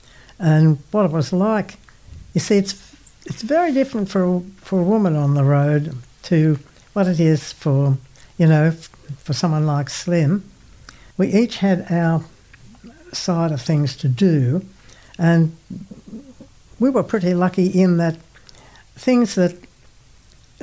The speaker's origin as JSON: {"language": "English", "town": "Singleton", "region": "New South Wales", "country": "Australia", "tie": "born or raised there", "said": "I was born in Singleton in the Hunter Valley."}